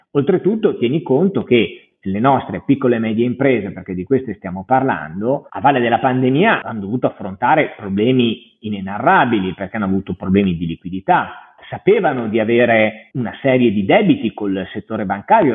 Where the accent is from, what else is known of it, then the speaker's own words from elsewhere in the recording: Parma, Emilia-Romagna, Italy; io sono originario di Parma